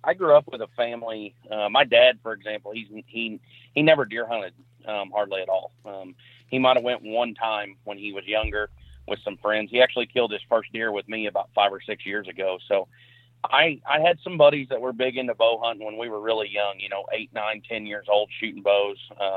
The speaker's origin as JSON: {"language": "English", "town": "Perryville", "region": "Missouri", "country": "United States", "said": "So I'm from Perryville, Missouri. It's a not a super small town, but not a huge town. I'm about 75 miles south of St. Louis, and my county that I live in actually butts up to the Mississippi River."}